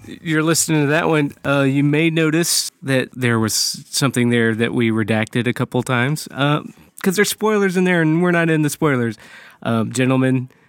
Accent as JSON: {"language": "English", "town": "Brooklyn", "region": "New York", "country": "United States", "lives_now": "Florida, United States", "said": "I'm actually here from Brooklyn."}